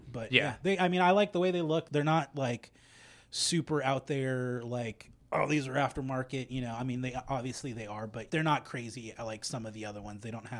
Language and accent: English; West Coast, United States; Obviously, like I said, I grew up on the West Coast.